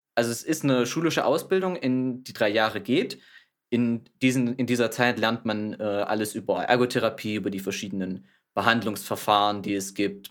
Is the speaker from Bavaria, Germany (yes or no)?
no; Thuringia, Germany; komme gebürtig aus Thüringen